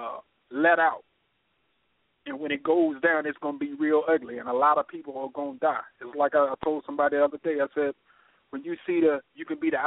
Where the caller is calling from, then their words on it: North Carolina, United States; I'm calling from North Carolina